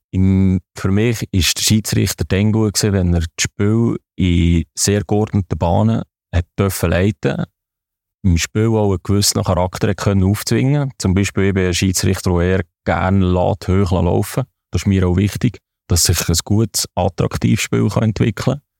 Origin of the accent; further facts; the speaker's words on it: Entlebuch, Lucerne, Switzerland; accent: Entlebuch dialect; Und das ist immer an meinen Dialekt eigentlich so behalten, wie er ist. Und das ist auch halt vom Entlibuch.